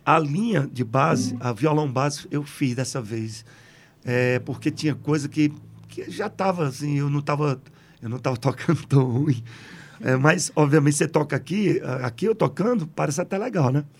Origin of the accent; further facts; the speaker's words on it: Jardim, Crato, Juazeiro, Ceará, Brazil; also born or lived in Sousa, Paraíba; com menos de três anos de idade, eu voltei, voltei não fui, lá, lá para Jardim Crato, Juazeiro, e a minha criação é toda assim